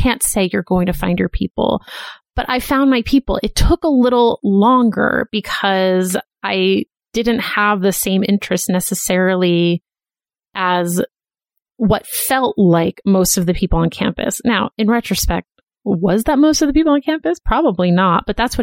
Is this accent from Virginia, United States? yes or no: no; Boston, Massachusetts, United States; moved away as an adult; also born or lived in Philadelphia; I went to college in Philadelphia, and I'm from Boston